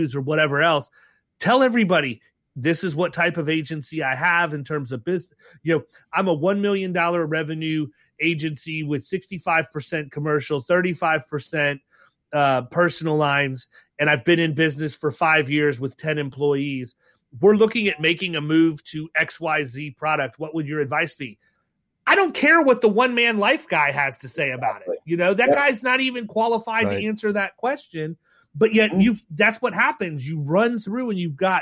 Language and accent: English; Ohio, United States; moved away; I was born in Ohio